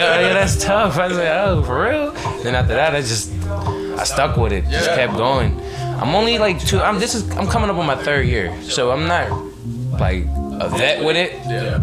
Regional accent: Pittsburgh, Pennsylvania, United States; I'm from the Hill District of Pittsburgh, Pennsylvania

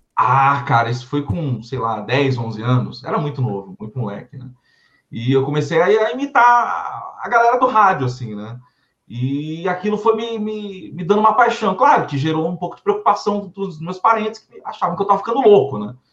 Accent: São Paulo, Brazil; Sou paulistano, sou paulistano, filho de, de alagoanos. Mas nasci aqui na cidade de São Paulo mesmo

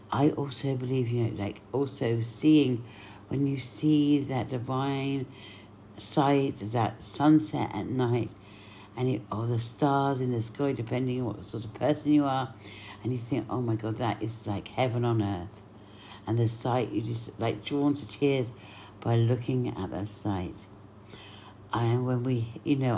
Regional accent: Cyprus

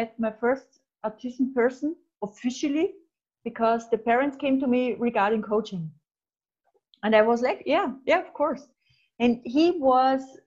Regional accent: Austria; I'm from Austria

